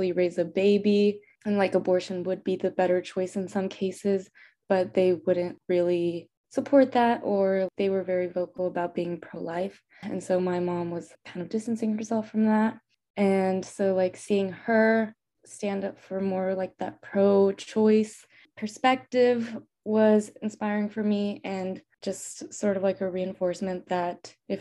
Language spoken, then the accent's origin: English; El Paso, Texas, United States; I'm also from El Paso, Texas, which is a predominantly Hispanic city because it's a border city